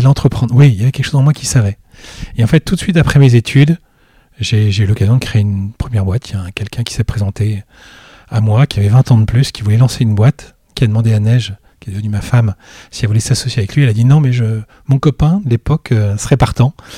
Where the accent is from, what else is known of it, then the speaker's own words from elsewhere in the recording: Brittany, France; moved away as an adult; now in Lille, France; je suis originaire de Bretagne. Et voilà, je suis venu ici euh, pour mes études supérieures